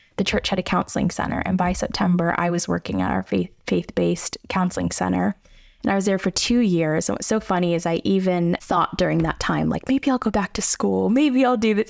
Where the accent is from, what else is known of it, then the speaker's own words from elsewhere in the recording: United States; I'm, like, a suburbs girl. I grew up in the South Hills my whole life.